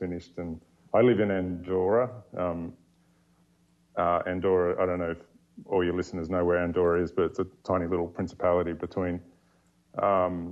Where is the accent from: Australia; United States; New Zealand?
Australia; just north of Sydney, New South Wales; moved away; I grew up in Australia, just north of Sydney